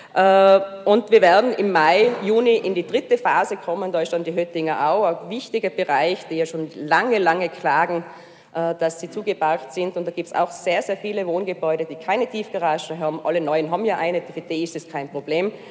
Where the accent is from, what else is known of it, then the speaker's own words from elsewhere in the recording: Hall in Tirol, Tyrol, Austria; now in Innsbruck, Austria; ich bin ja eigentlich aus Hall